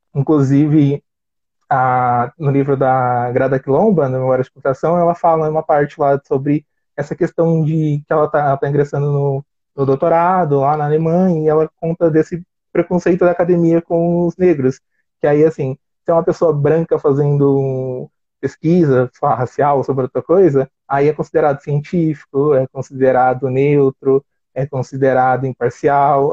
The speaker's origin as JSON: {"language": "Portuguese", "region": "São Paulo", "country": "Brazil", "said": "sou de São Paulo"}